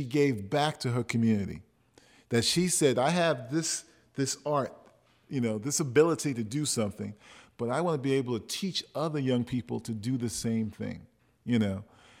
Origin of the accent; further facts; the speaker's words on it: United States; I'm 48 years old, and I grew up in the American public schools, the public system